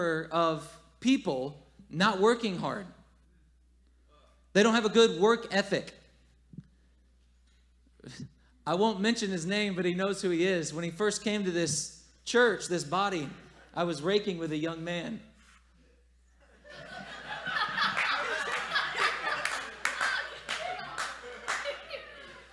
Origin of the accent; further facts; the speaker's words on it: the South, United States; moved away as an adult; I'm still from the South. I still grew up there